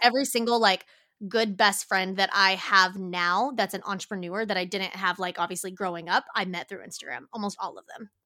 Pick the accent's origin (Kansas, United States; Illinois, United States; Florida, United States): Kansas, United States; moved away as an adult; also born or lived in Hawaii; grew up in Kansas